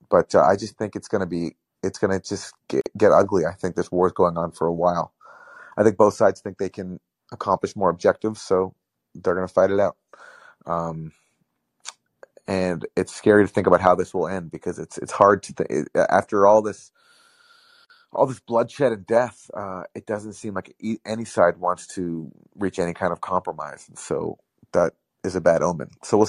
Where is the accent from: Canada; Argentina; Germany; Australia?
Canada; Aside from us being Canadian, I don't.